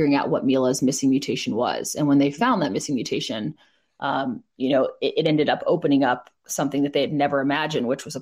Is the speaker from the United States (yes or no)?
yes; East Coast, United States; I grew up on the East Coast